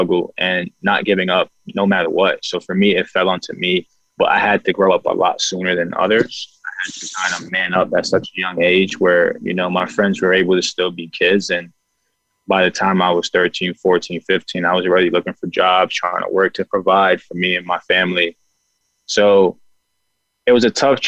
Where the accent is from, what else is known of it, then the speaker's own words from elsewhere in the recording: New York City, New York, United States; moved away; I'm from Bronx, New York